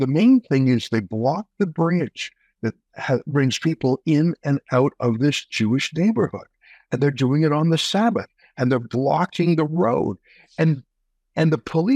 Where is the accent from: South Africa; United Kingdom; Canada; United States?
Canada; as a Canadian